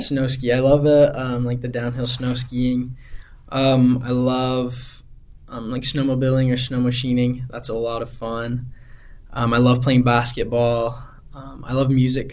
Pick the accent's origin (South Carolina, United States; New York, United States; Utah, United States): Utah, United States; Heber City; moved away as an adult; also born or lived in Amarillo, Texas / Alaska; now in Anchorage, United States; growing up in Heber